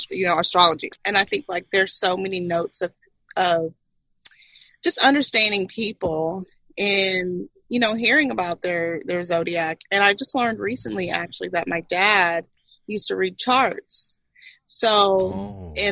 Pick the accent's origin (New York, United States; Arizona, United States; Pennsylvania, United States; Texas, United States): Texas, United States; Tomball; I came from Tomball.